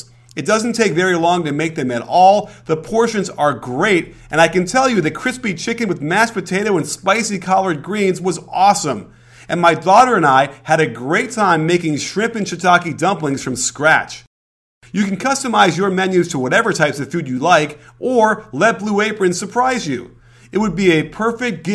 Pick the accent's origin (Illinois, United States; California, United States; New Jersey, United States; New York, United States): Illinois, United States; Chicago; I was a Bulls fan growing up in Chicago.